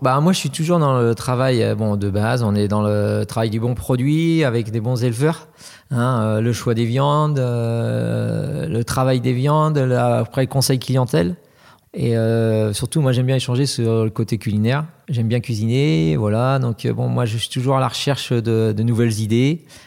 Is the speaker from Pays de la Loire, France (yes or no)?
yes; Pays de la Loire, France; je suis originaire du Sud-Loire